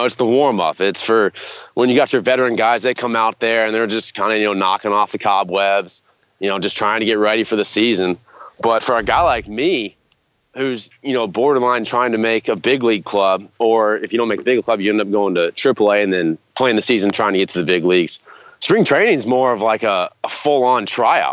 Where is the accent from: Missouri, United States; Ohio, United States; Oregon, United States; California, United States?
Ohio, United States; Cincinnati; from Cincinnati, Ohio